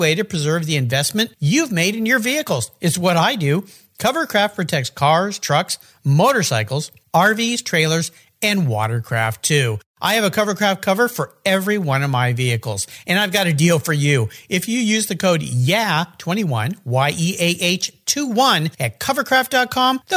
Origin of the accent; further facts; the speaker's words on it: Southern California, United States; when I was a little kid growing up in Southern California.